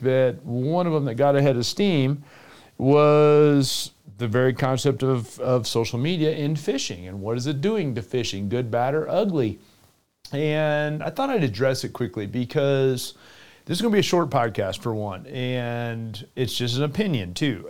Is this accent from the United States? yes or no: yes; Florida, United States; my home state down in the southeast in Florida